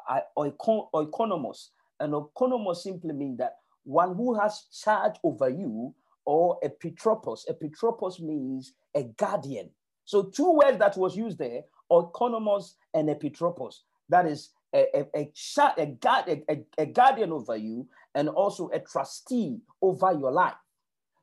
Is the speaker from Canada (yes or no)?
no; Ghana; moved away as an adult; now in United Kingdom; I was born and raised in Africa